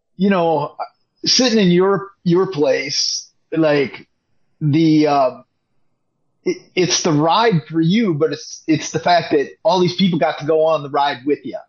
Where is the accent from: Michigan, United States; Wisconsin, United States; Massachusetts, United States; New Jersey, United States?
Wisconsin, United States; River Falls; I grew up in River Falls, which is across the state, right in Wisconsin